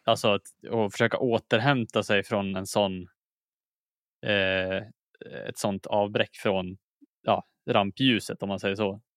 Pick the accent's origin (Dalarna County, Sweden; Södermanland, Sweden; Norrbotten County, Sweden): Dalarna County, Sweden; also born or lived in Umeå; jag är inte född i Dalarna heller, utan jag är född i Umeå